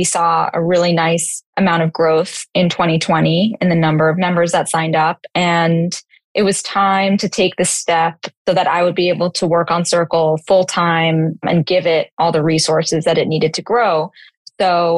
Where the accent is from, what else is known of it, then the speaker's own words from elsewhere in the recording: New York City, New York, United States; growing up in New York City and being exposed to a lot very early on